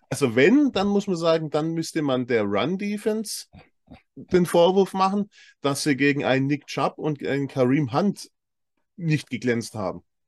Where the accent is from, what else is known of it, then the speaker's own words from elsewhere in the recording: Swabia, Germany; als Schwabe